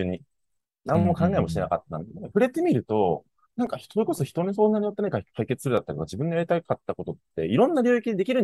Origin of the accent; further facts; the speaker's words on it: Yamaguchi, Japan; moved away as an adult; now in Tokyo, Japan; 僕、出身山口なんで、急に東京出たら